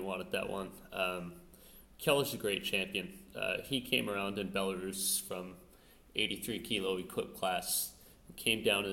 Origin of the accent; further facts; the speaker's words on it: Calgary, Alberta, Canada; my hometown of Calgary, Alberta